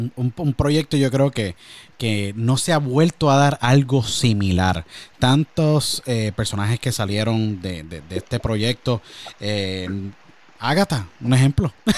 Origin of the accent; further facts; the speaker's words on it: Puerto Rico; moved away; yo vengo de Puerto Rico igual